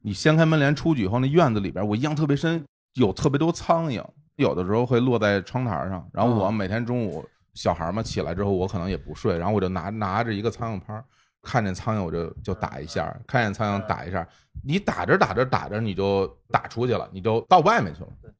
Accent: Beijing, China; 我小时候也在北京农村，

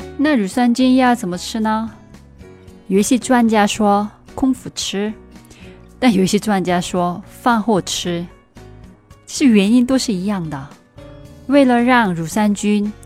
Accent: South Korea; moved away; 我是你的韩国朋友

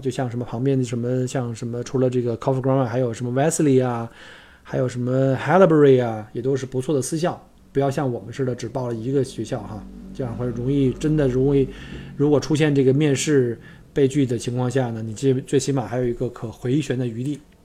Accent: China; now in Australia; 我们中国人圈子里有一句玩笑

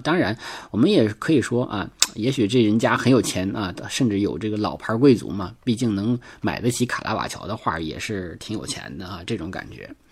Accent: Northeast China, China; accent: Northeastern dialect; 就就我们东北话讲

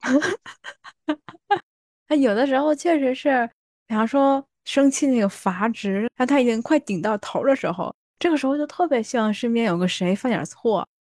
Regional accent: China; moved away as an adult; now in Japan; 我们国内

